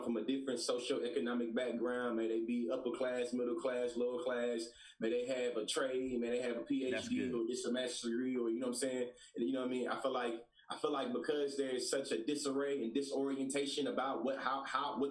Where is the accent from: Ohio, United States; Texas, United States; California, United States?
Texas, United States; Bryan; I'm born and raised in Bryan, Texas.